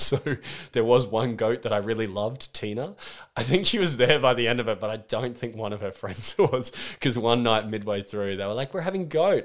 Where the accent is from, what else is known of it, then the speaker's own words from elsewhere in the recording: Australia; I'm thirty-two years old and I'm from Australia